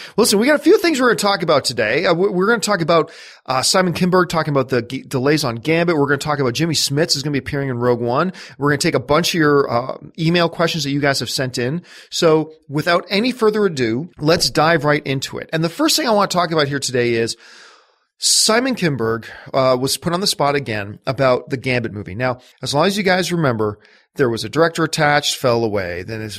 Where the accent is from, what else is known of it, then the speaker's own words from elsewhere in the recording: Canada; I get more excited about the Winter Olympics, obviously, because I'm Canadian